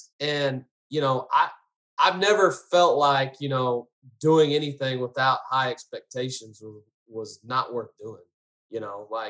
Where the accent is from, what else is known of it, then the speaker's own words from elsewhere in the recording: Garland, Texas, United States; also born or lived in Allen, Texas; I grew up in Garland